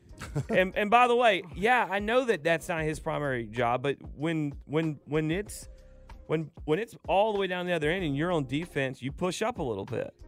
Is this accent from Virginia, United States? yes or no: no; Dallas, Georgia, United States; I'm from Dallas, Georgia